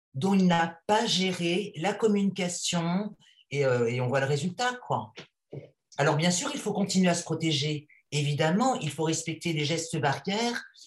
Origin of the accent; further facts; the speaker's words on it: Paris, Île-de-France, France; je suis une Parisienne de 54 ans